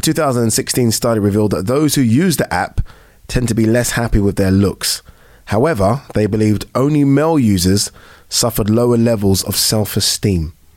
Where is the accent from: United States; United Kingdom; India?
United Kingdom; we're British. We're brought, we're born, we're you know brought up here